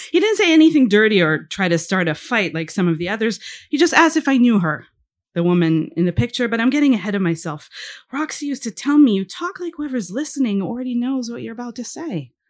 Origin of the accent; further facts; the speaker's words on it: Israel; first language he; English is a second language; hebrew is my first language